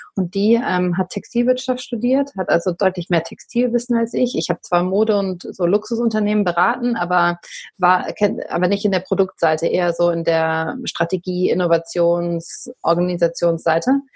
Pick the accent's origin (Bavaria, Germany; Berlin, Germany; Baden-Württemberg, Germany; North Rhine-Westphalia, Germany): Berlin, Germany; ich komme auch aus Berlin.